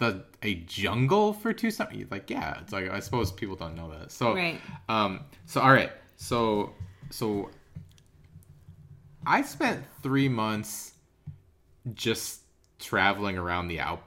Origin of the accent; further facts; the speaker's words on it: River Falls, Wisconsin, United States; So I grew up in River Falls, Wisconsin. And I spent my first three semesters at UW-Eau Claire, which is about an hour away. And then I, long story short, I transferred back to River Falls. And I didn't live at home